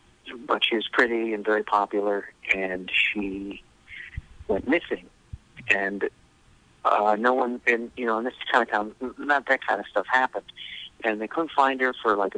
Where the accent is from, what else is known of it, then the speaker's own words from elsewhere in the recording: Streamwood, Illinois, United States; I grew up in a suburb of Chicago called Streamwood, Illinois, and it was kind of, we didn't call it white trash at the time. We called it, a lot of people, hillbillies. It was kind of very working class and angry.